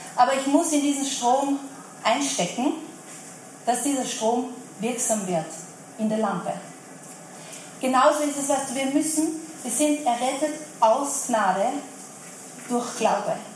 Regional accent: Vienna, Austria; ich bin ein Wiener, was soll ich machen? Österreicher und Wiener

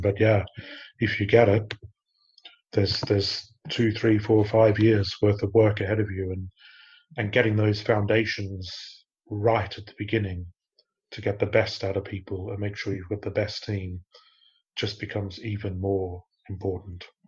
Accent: Australia; moved away as an adult; now in United Kingdom; I grew up in Australia. I've lived in the UK for about 20 years now

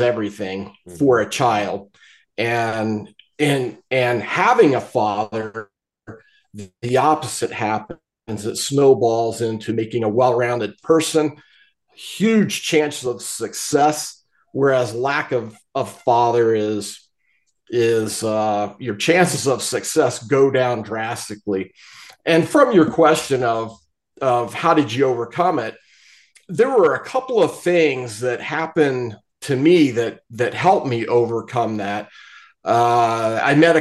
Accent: Appalachia, Eastern Ohio, United States; growing up in Appalachia

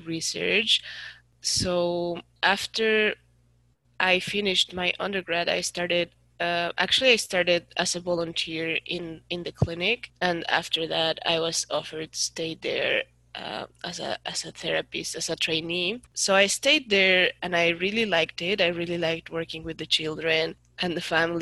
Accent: Mexico City, Mexico; moved away as an adult; now in Canada; I grew up most of my life in Mexico City

